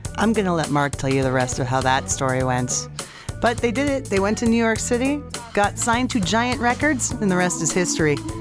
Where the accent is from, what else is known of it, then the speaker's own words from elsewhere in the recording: Edmonton, Alberta, Canada; right here in my hometown of Edmonton, Alberta.